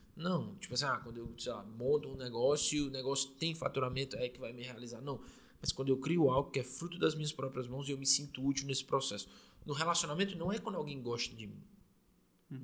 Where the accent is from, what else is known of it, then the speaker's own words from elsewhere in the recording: Fortaleza, Ceará, Brazil; a gente é de Fortaleza, Fortaleza. no Ceará